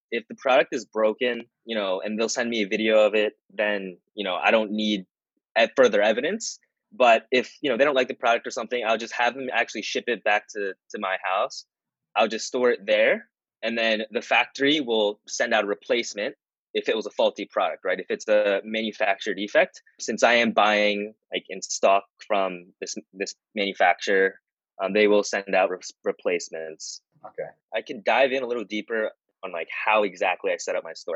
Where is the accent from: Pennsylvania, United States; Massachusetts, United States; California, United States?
Pennsylvania, United States; suburbs of Philadelphia; also born or lived in Japan; I was born in Japan. Uh, when I was four years old, I moved to the suburbs of Philadelphia. Yeah, I've been living here since then